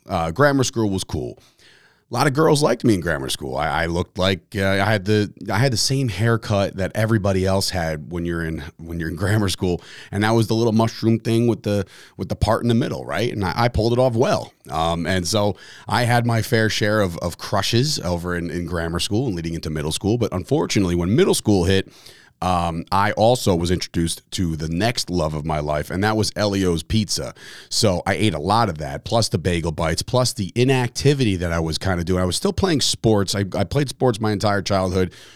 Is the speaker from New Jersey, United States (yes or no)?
yes; Fords, New Jersey, United States; also born or lived in Belleville, New Jersey / Woodbridge, New Jersey; I'm a Woodbridge guy. I'm a, I was born and raised in Fords, New Jersey